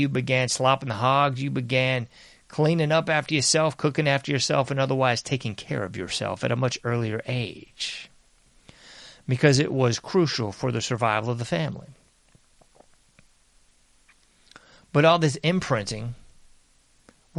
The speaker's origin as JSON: {"language": "English", "country": "United States", "said": "I'm an American"}